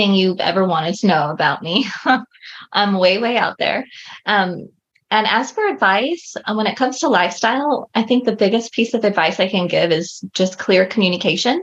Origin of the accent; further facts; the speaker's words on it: Southern California, United States; I grew up in Southern California